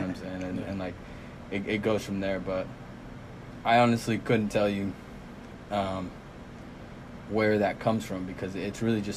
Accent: Fayetteville, Arkansas, United States; also born or lived in Irapuato, Guanajuato, Mexico; I grew up in Fayetteville, you know what I'm saying? I went to Jefferson Elementary, went to Fayetteville High School

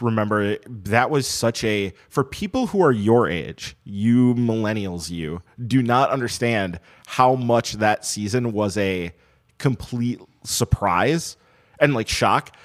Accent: Madison, Wisconsin, United States; We grew up in Madison in the time when the minor league affiliate in town was the Madison Muskies

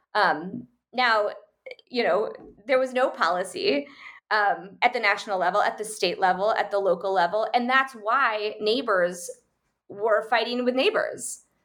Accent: United States; born or raised there; moved away

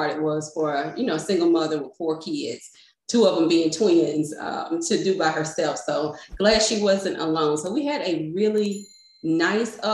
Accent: Raleigh, North Carolina, United States; I'm born and raised in Raleigh, North Carolina, and I still reside in North Carolina here

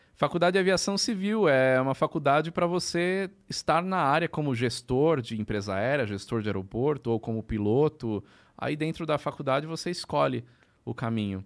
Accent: São Paulo, Brazil; Eu sou de São Paulo. Né? Eu sou, sou da ABC, né?

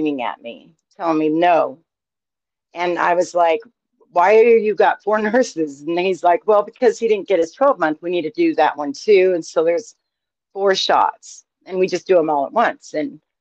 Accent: Idaho, United States; I'm born and raised in Idaho

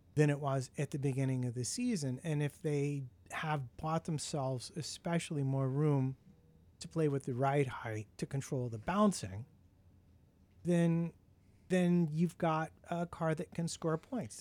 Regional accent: United States; being an American

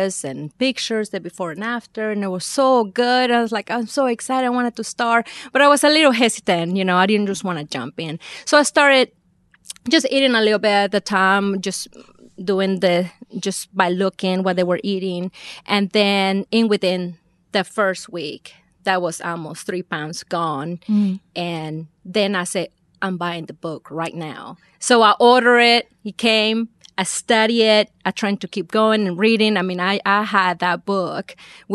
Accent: Veracruz, Mexico; accent: Mexican; moved away; I'm from Veracruz

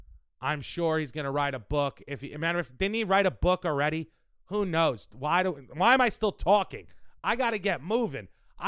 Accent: New York City, New York, United States; Because we're from New York.

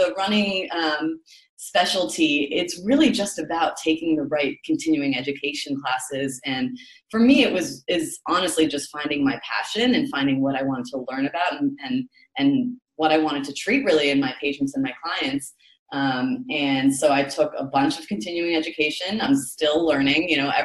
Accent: Toronto, Ontario, Canada; moved away as an adult; now in New York, United States; I live in New York now. Yes, I've been living in New York for about 10 years now, but originally from Toronto.

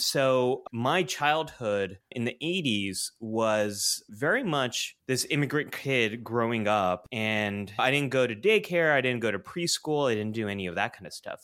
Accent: San Jose, California, United States; I am born and raised in California, Northern California, to be specific.

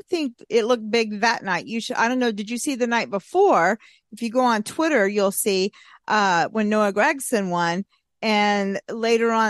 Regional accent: Texas, United States; we're from Texas

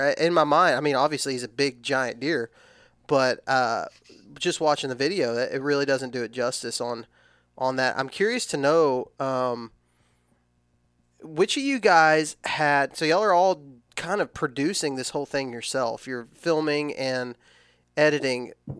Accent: Texas, United States; I'm from Texas, but I still say acorns

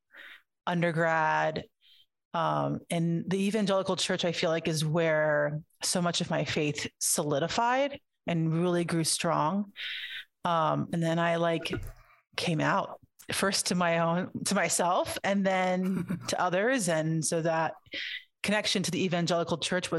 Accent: Miami, Florida, United States; Born and raised in Miami. I'm a Cuban American.

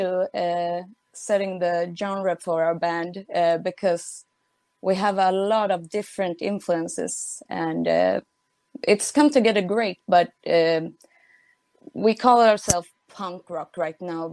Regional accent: Sweden; now in Stockholm, Sweden; I'm from Sweden

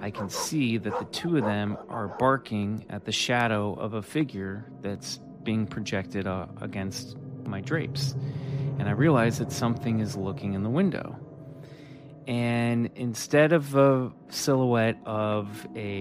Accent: Kansas, United States; moved away; my good buddy that I grew up with back in Kansas

